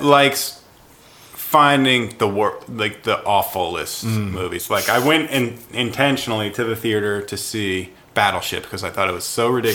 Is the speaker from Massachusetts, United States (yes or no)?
yes; Boston, Massachusetts, United States; I'm from the Boston area